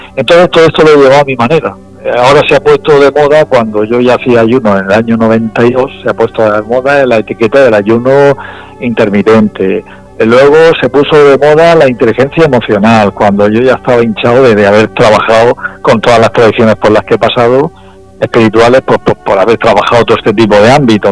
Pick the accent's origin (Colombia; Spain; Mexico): Spain; Region of Murcia; also born or lived in Valencia; siendo murciano